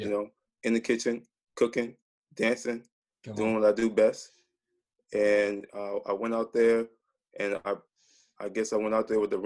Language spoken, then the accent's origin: English; Minneapolis, Minnesota, United States; I grew up in the Twin Cities, mostly Minneapolis, Minnesota.